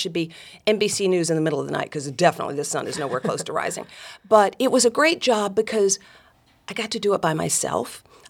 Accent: Dalton, Georgia, United States; I'm one of four daughters, grew up in Northwest Georgia. My hometown is Dalton, Georgia, carpet capital of the world.

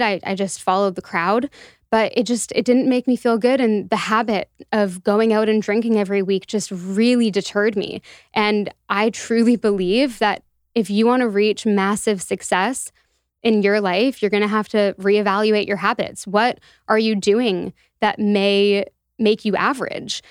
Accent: Toronto, Ontario, Canada; moved away as an adult; also born or lived in Halifax; I was born and raised in Toronto

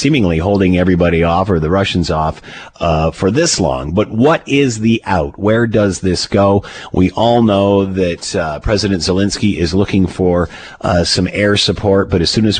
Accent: Canada; as a Canadian

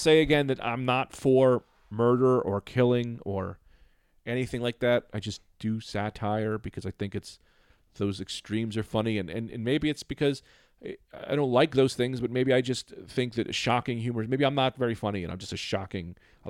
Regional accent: Liverpool, North West England, United Kingdom; now in Saudi Arabia; I'm a great guy. I'm from Liverpool. I'm currently living in Saudi Arabia

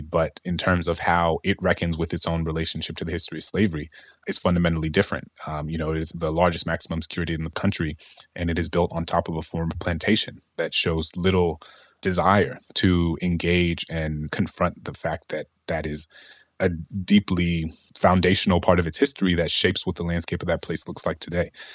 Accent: New Orleans, Louisiana, United States; my hometown in New Orleans

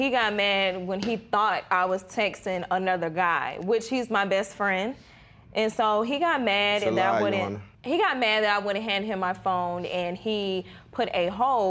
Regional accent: New York, United States; moved away; I'm from New York.

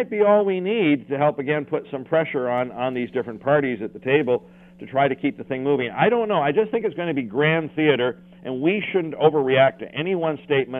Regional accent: Canada; as a Canadian

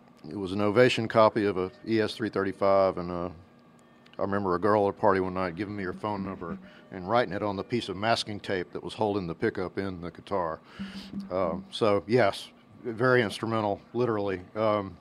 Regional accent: Monroe, Louisiana, United States; moved away as an adult; also born or lived in Shreveport, Louisiana; now in Nashville, United States; I grew up in Monroe, Louisiana. I was born in Shreveport.

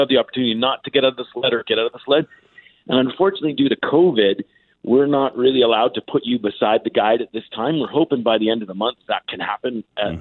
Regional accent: Calgary, Alberta, Canada; also born or lived in Yellowknife; now in Canmore, Canada; I grew up in Calgary

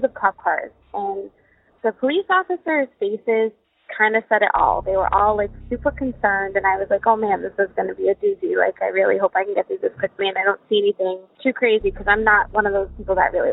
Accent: Worcester, Massachusetts, United States; I grew up in Worcester, which is the biggest metropolitan city in New England next to Boston.

